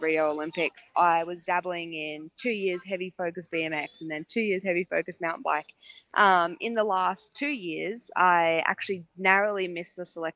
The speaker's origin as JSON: {"language": "English", "country": "Australia", "said": "I'm obviously an Aussie"}